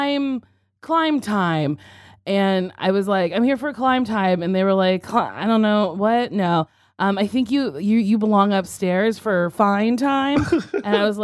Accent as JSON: {"language": "English", "region": "New Jersey", "country": "United States", "tie": "born or raised there", "also_born_or_lived": "New York City", "moved": "as an adult", "lives_now": "Los Angeles, United States", "said": "I grew up in Jersey"}